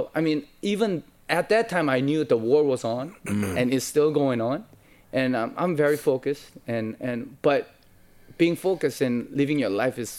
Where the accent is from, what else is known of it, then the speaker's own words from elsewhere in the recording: United States; even like when I was like growing up in the United States, was really tough for me.